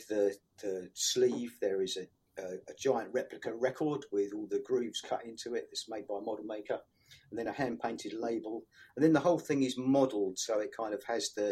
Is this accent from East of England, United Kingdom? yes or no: yes; St Albans, East of England, United Kingdom; also born or lived in Woodside; I was born in St Albans. Obviously, sort of grew up here